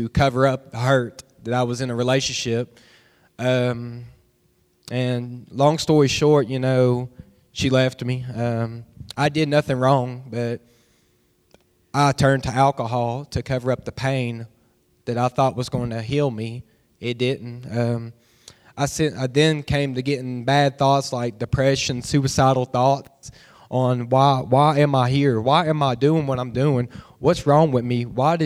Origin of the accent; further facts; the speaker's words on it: Bristol, Tennessee, United States; I grew up in Bristol, Tennessee my whole life.